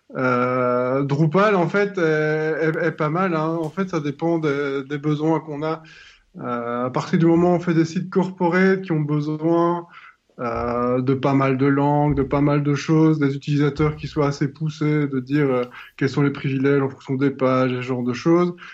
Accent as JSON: {"language": "French", "region": "southern Belgium", "country": "Belgium", "said": "Je viens du sud de la Belgique"}